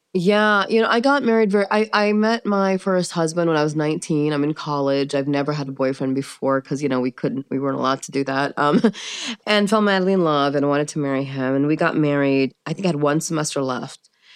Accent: United States; also born or lived in Pakistan / Maryland / Kansas; So I was raised in the United States

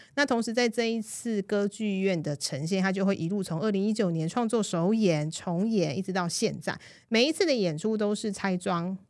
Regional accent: Taiwan; 如果我今天不是在我的出生地 不是在台湾

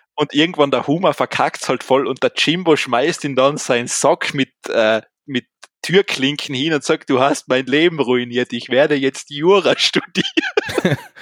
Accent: Austria; bei uns in Österreich

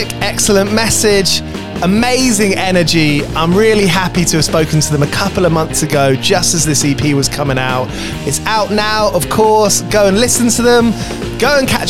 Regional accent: Watford, East of England, United Kingdom; where I grew up in Watford

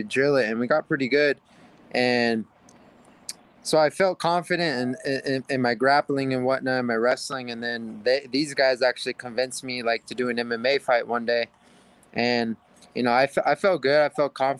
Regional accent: Hawaii, United States; growing up in Hawaii

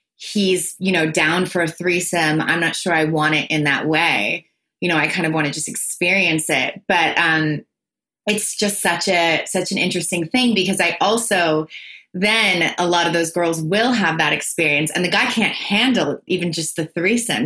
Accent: tri-state area, United States; also born or lived in Los Angeles; I'm from the tri state area. I'm from New York, Connecticut, New Jersey.

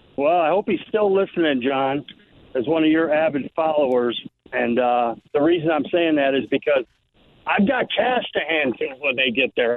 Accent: Detroit, Michigan, United States; I wasn't a huge Tiger fan growing up in the Detroit area

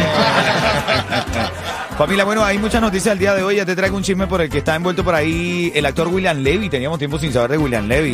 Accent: Venezuela; como venezolano

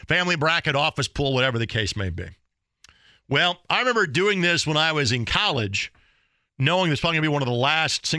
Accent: Lanesville, Indiana, United States; my hometown, the little one township school, as it has been all those years ago, and while the mighty Lanesville Eagles

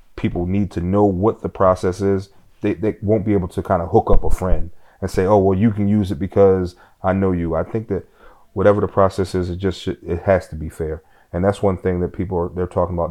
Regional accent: Philadelphia, Pennsylvania, United States; growing up in South Philadelphia

